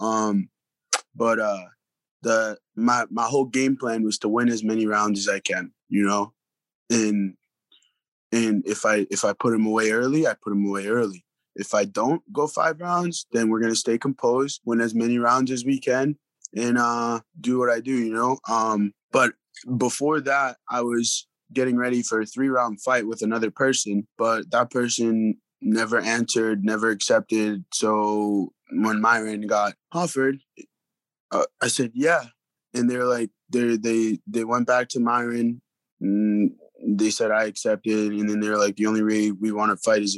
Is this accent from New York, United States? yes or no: yes; New York City, New York, United States; moved away; also born or lived in New England; Brooklyn was not easy. Now if you go to Brooklyn, it's super hipster now. It's like not the same. But when I was there, it was pretty gritty over there